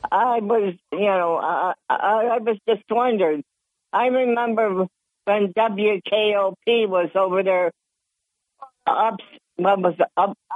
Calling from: Dickinson, New York, United States; from the town of Dickinson.

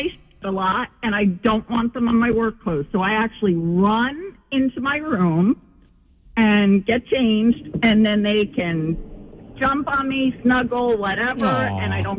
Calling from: Manchester, North West England, United Kingdom

